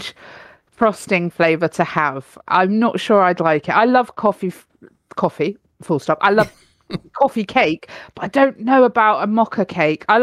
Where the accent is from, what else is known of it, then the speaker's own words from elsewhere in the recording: United Kingdom; we're British